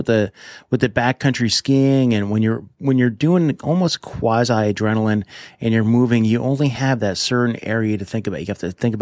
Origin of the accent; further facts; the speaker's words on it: New Jersey, United States; I grew up in New Jersey